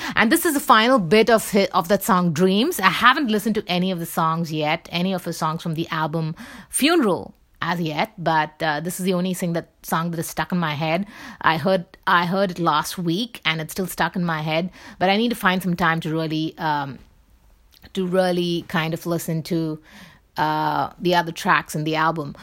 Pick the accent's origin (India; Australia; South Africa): India; I'm from India